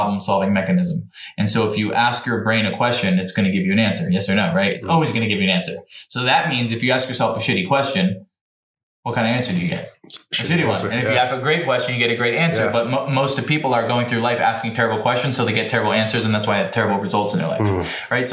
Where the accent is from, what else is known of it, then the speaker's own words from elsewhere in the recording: New Jersey, United States; I'm from New Jersey